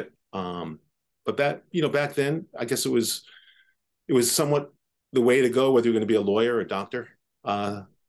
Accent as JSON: {"language": "English", "town": "New York City", "region": "New York", "country": "United States", "tie": "born or raised there", "also_born_or_lived": "Washington, D.C. / San Francisco / Jerusalem", "moved": "as an adult", "said": "I grew up on the Upper West Side of Manhattan"}